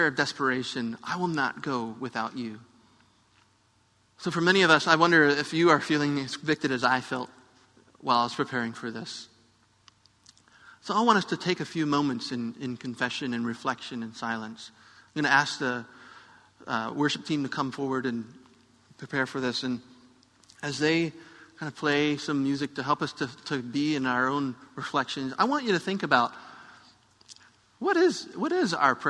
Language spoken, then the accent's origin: English; United States; I'm an American who speaks English